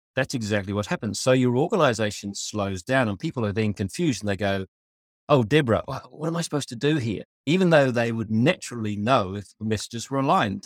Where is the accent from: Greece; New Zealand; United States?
New Zealand; I was born in Aotearoa, New Zealand